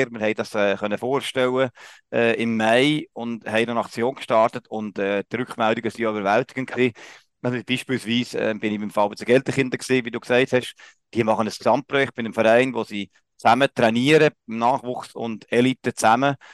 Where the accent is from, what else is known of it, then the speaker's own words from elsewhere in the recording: Solothurn, Switzerland; ich als Solothurner, gell.